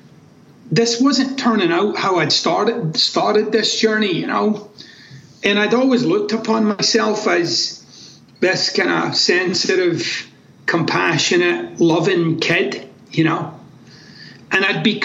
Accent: Glasgow, Scotland, United Kingdom; moved away as an adult; also born or lived in United States; I'm actually from Glasgow in Scotland.

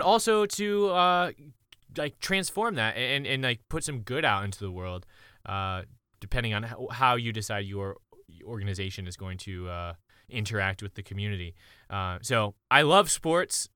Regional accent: Columbia, South Carolina, United States; moved away; also born or lived in Oklahoma; I'm from Columbia, South Carolina.

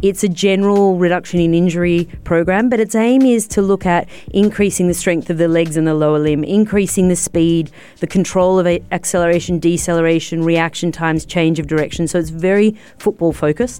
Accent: Australia; I'm Australian.

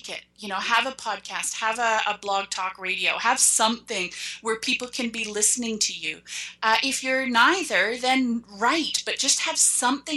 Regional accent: Canada; I'm Canadian

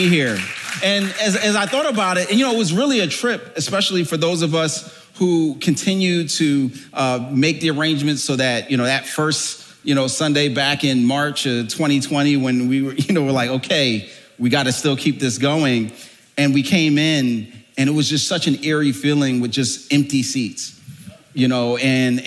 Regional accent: Philadelphia, Pennsylvania, United States; moved away; I was born and raised in Philadelphia, the cradle of liberty

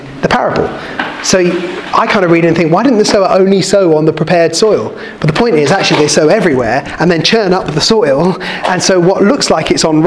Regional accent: Kent, South East England, United Kingdom; I grew up in Kent

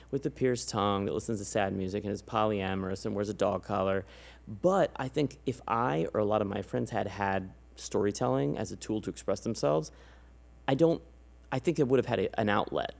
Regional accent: San Antonio, Texas, United States; moved away; I'm from San Antonio

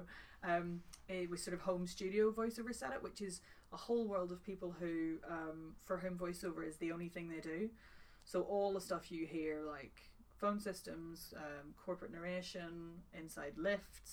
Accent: Northern Ireland, United Kingdom; also born or lived in London; now in Manchester, United Kingdom; I'm one of the few Northern Irish female voiceovers of my age with a home studio

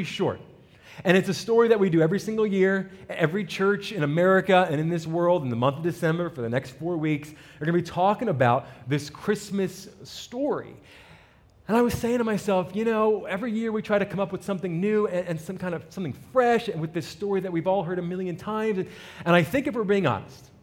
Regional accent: New Jersey, United States; I'm an Italian from North Jersey, right out the city

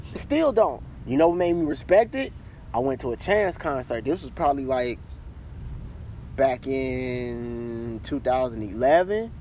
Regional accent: Chicago, Illinois, United States; also born or lived in South Georgia / Atlanta, Georgia; I'm from Chicago, but I'm from Chicago, grew up in Chicago on right. the South Side

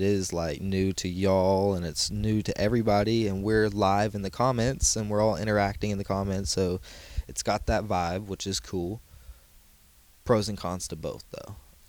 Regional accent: Texas, United States; I'm from Texas.

